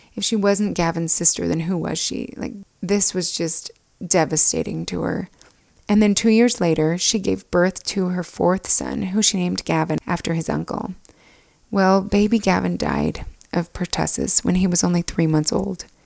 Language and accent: English; Alpine, Utah, United States; we grew up in Alpine, Utah, just two houses down from each other